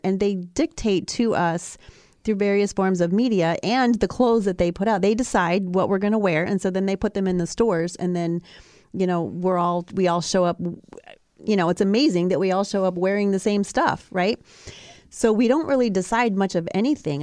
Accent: Ohio, United States; I grew up in Ohio

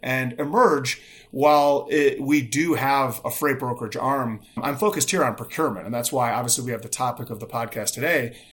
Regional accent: Chicago, Illinois, United States; also born or lived in Bloomington, Indiana; I grew up in Chicago, in the, in, in the suburbs of Chicago

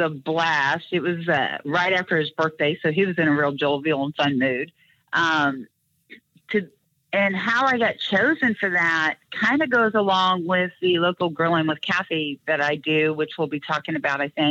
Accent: Kansas City, United States; a young girl growing up in Kansas City

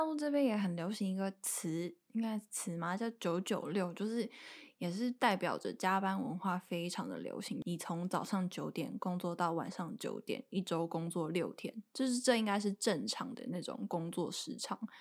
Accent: Taiwan; moved away as an adult; also born or lived in Beijing; 因为可能我面试的地点是在北京，然后他一听我不是当地人嘛，他就有问说，“诶，那你怎么会一个台湾人来北京工作？”

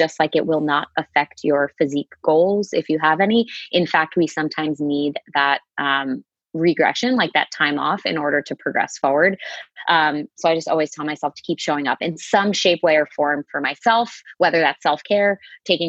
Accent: outside Boston, Massachusetts, United States; I grew up right outside of Boston. So I'm from Massachusetts, right outside the city, about 20 minutes outside of downtown

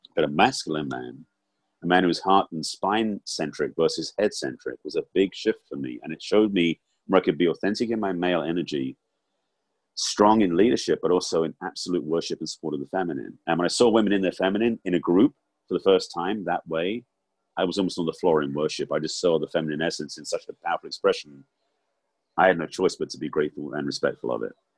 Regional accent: England, United Kingdom; growing up in England

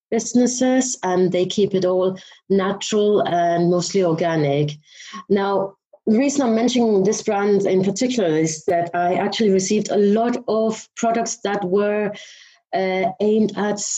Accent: Denmark; now in London, United Kingdom; I'm originally from Denmark, but I have lived in the UK and mainly in London most of my life.

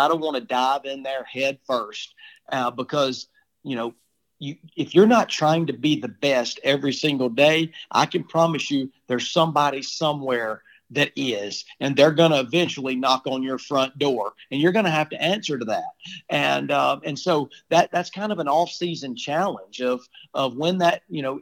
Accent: Childersburg, Alabama, United States; moved away as an adult; now in Nashville, United States; I'm from Childersburg, Alabama

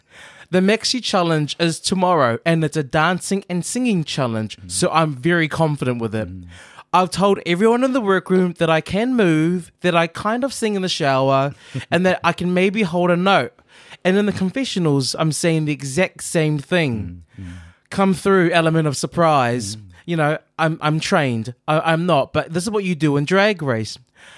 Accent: Chicago, Illinois, United States; I am from Chicago.

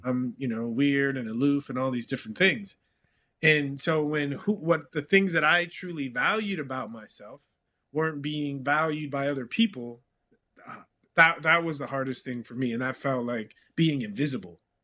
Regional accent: California, United States; moved away as an adult; also born or lived in Texas; growing up in California

